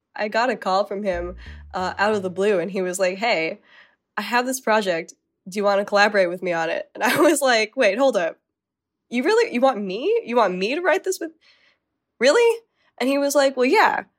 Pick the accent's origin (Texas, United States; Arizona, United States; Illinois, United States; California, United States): Arizona, United States; Growing up in Arizona